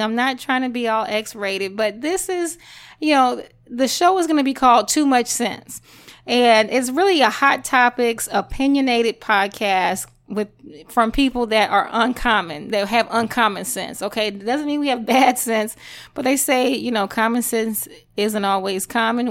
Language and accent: English; Louisiana, United States; I'm Creole, I'm from Louisiana